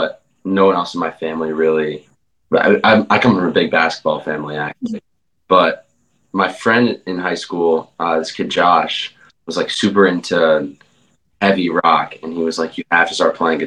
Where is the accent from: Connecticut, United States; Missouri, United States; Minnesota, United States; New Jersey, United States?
Connecticut, United States; moved away as an adult; now in Richmond, United States; I'm from Connecticut actually.